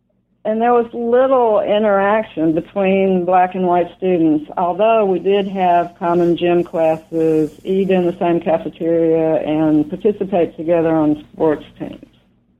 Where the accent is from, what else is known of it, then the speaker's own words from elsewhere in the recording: Meridian, Mississippi, United States; now in St. Paul, United States; I now live in a suburb of St. Paul, Minnesota, but I grew up in Mississippi. And my having lived in both Mississippi and Minnesota has directly influenced my becoming a writer